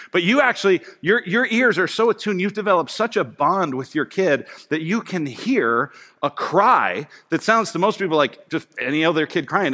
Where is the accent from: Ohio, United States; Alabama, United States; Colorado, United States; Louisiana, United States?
Colorado, United States; I grew up in Colorado